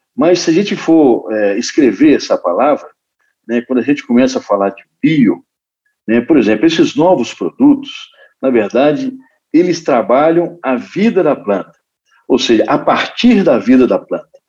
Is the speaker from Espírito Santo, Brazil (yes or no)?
yes; Espírito Santo, Brazil; lá no Espírito Santo, lá na, na minha terra